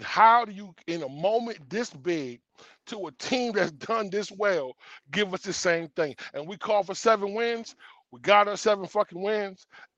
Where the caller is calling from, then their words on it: Virginia, United States; from Virginia just calling in.